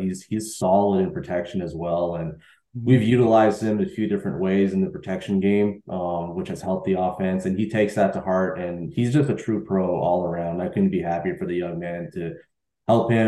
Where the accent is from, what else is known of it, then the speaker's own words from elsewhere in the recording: Montreal, Quebec, Canada; I'm from Montreal as well